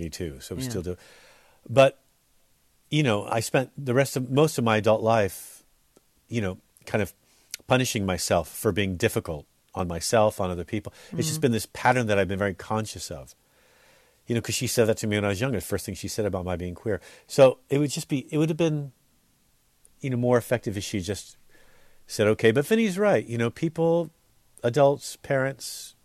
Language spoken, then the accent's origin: English; the Bay Area, California, United States; we grew up in the Bay Area.